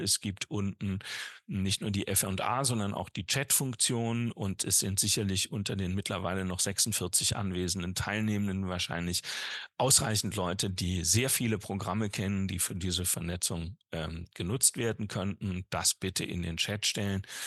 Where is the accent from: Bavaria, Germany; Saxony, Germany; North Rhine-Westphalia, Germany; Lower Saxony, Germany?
North Rhine-Westphalia, Germany; in meinem Heimatbundesland Nordrhein-Westfalen